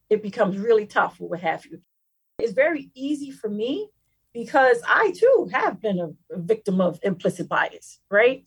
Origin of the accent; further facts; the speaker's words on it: Philadelphia, Pennsylvania, United States; we come from underserved communities. We come from North Philadelphia, the Strawberry Mansion section of Philadelphia